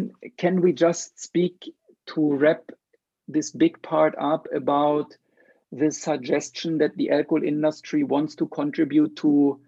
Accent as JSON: {"language": "English", "country": "Sri Lanka", "said": "your home country is a little bit different than my home country, Sri Lanka."}